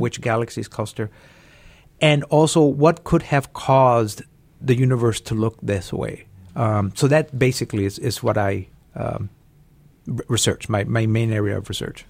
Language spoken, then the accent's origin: English; El Paso, Texas, United States; I was born and raised in El Paso, Texas.